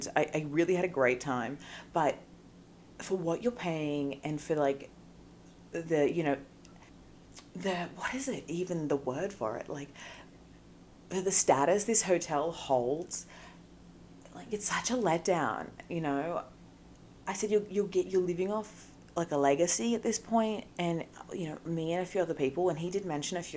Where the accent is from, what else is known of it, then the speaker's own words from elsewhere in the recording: Australia; accent: Australian; moved away as an adult; now in Los Angeles, United States; my Australian accent